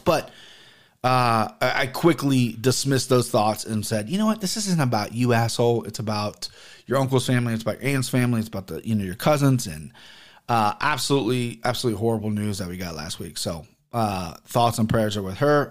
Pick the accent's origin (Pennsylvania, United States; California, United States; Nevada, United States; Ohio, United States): Ohio, United States; Cincinnati; I grew up in Cincinnati where prominently white where I'm from